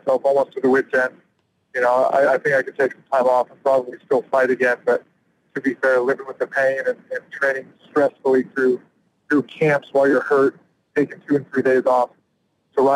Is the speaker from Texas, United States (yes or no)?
no; Illinois, United States; moved away as an adult; also born or lived in California; now in Pensacola, United States; I've lived overseas for 10 years and away from Illinois for quite a long time. You know, I moved to California after college